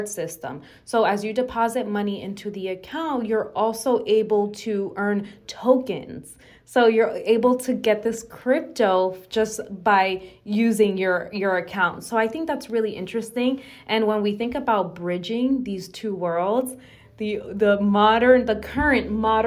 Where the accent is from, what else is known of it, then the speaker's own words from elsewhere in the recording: Dominican Republic; now in United States; I'm from the Dominican Republic.